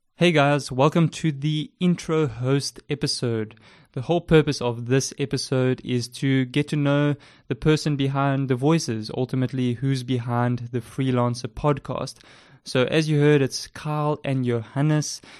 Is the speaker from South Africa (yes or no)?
yes; Port Elizabeth, Eastern Cape, South Africa; accent: South African; As you can tell by my South African accent, I live in South Africa, uh, with my wife. I've been here, um, ever since I was born. We stay in the amazing city of Port Elizabeth